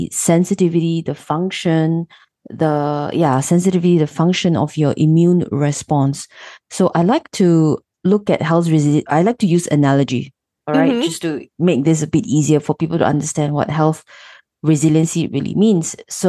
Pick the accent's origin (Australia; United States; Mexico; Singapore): Singapore; I'm actually born and raised in Singapore